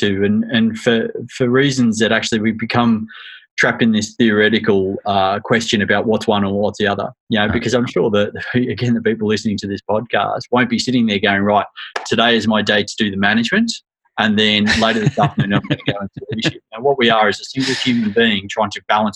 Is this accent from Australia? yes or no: yes; Australia; moved away as an adult; now in United Kingdom; in spite of my accent, I was born in the UK, but I grew up in Australia from a very young age